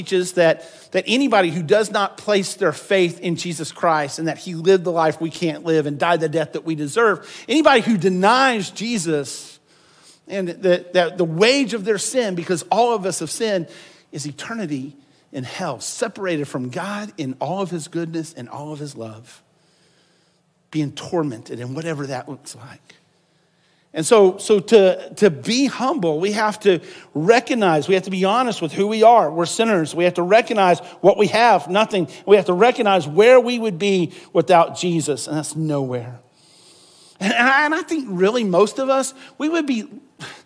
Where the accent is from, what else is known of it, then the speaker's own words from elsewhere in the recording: Weatherford, Texas, United States; I'm from Weatherford